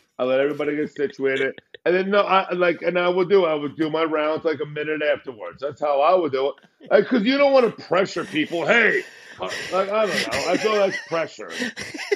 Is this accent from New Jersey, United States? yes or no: yes; New Jersey, United States; I'm from New Jersey